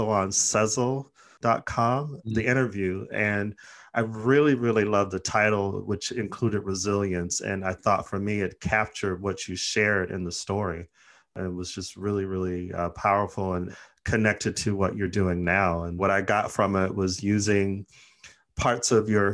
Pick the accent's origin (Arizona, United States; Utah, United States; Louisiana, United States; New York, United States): Arizona, United States; moved away; also born or lived in Los Angeles; I'm originally from Arizona, you know, lived in LA for a long time